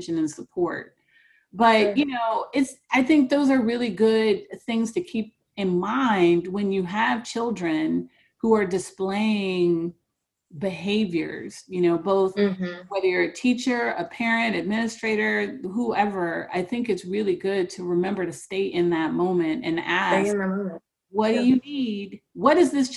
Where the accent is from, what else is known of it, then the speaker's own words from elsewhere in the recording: Cleveland, Ohio, United States; I grew up in Cleveland, going mm-hmm. to East Cleveland Public Schools at the height of the crack era